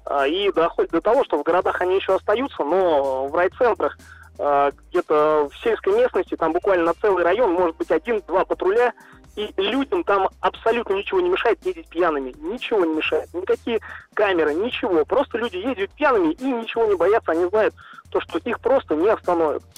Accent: Saransk, Mordovia, Russia; я из города Саранска

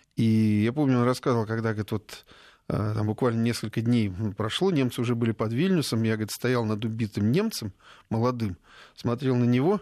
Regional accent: Smolensk Oblast, Russia; Я родом со Смоленщины

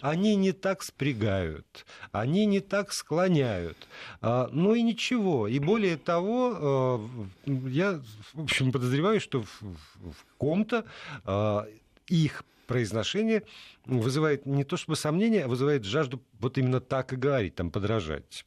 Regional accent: Saint Petersburg, Russia; moved away as an adult; now in Moscow, Russia; я уехал из, из Петербурга 14 лет назад

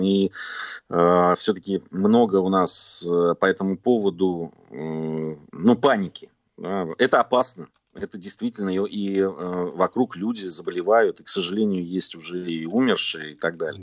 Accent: Georgia; Я как грузин

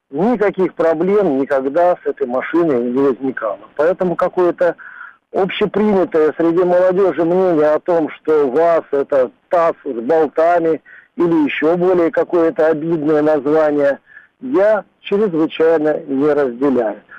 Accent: Russia; я считаю для себя в жизни это главным автомобилем, прежде всего как россиянин.

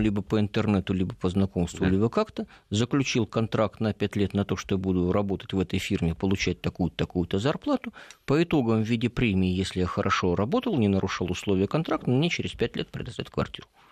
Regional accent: Rybinsk, Yaroslavl Oblast, Russia; моему родному городу Рубинску

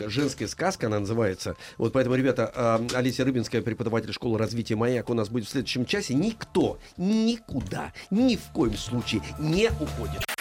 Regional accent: Cherepovets, Vologda Oblast, Russia; 11 лет, я из Череповца.

